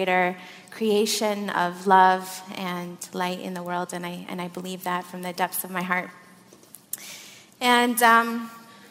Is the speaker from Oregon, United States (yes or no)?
no; Flint, Michigan, United States; also born or lived in Saudi Arabia / Syria / Morocco; now in Santa Fe, United States; I grew up in Flint, Michigan. I was born in Saudi Arabia. I'm Syrian American. I live in Santa Fe, New Mexico